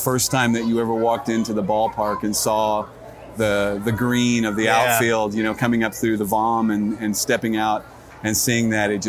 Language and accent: English; Missouri, United States; moved away; also born or lived in Dallas-Fort Worth, Texas; I was born in Missouri. Okay. Grew up there.